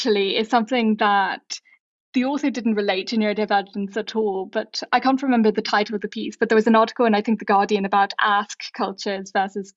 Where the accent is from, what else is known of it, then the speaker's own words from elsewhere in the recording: Ireland; I, as an Irish person, am an ask person who grew up in a guess culture.